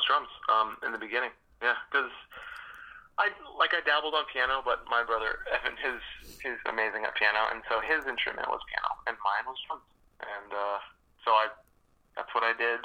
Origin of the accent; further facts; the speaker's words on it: Albany, New York, United States; also born or lived in Boston, Massachusetts / Lawrence, Massachusetts; we were raised like a mix of Albany, New York, for 6 years